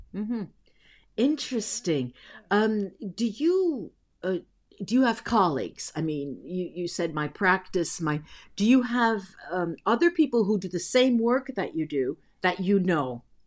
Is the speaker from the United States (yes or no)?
yes; East Coast, United States; also born or lived in New York / New Jersey; I grew up on the East Coast. Half of my life was, uh, spent between New York and New Jersey.